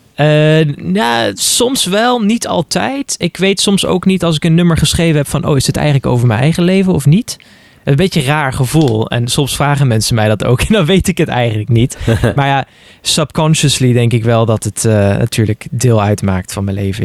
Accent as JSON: {"language": "Dutch", "country": "Netherlands", "moved": "yes", "lives_now": "Luxembourg", "said": "Ik ben gewoon, ben gewoon Nederlander"}